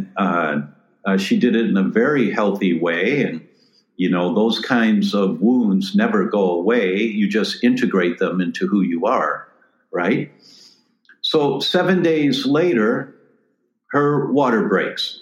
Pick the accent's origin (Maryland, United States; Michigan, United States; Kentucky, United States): Michigan, United States; Detroit; moved away; I'm originally from Detroit